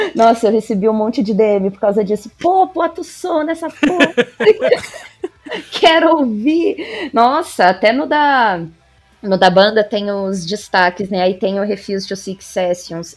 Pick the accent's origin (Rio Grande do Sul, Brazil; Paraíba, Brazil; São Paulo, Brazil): São Paulo, Brazil; Marília; moved away as an adult; now in Bauru, Brazil; Eu sou de Marília, é aqui interior de São Paulo. Atualmente eu moro em Bauru